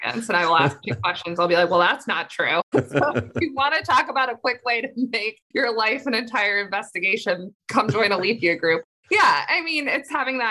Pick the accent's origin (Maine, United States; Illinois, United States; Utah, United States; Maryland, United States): Maine, United States; moved away as an adult; also born or lived in Washington, D.C.; I'm from Maine